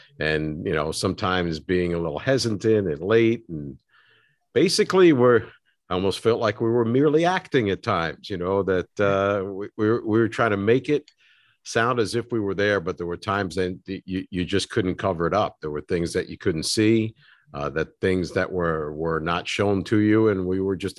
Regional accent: Yonkers, New York, United States; I grew up in Yonkers, not far from Fordham, you know, just outside the city.

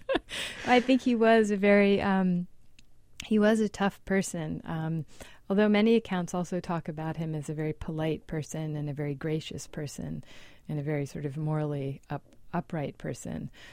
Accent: New York City, New York, United States; I grew up in New York City

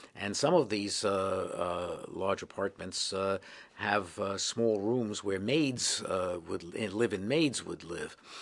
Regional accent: New York City, New York, United States; I grew up in the Bronx, and I have never lived anywhere else

